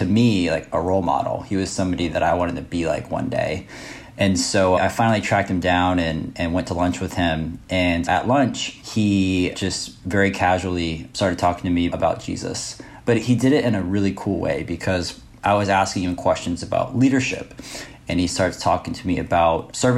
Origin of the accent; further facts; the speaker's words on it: Florida, United States; I grew up in Florida